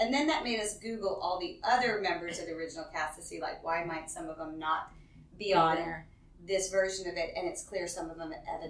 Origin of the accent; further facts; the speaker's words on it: New Orleans, Louisiana, United States; moved away as an adult; also born or lived in Washington, D.C.; now in Baton Rouge, United States; I'm from New Orleans. Okay. And I come from a very large family in New Orleans and very proud of being from New Orleans. Always loved the culture of the city. Always felt like I'd live in New Orleans, you know, at some point and raise my children there.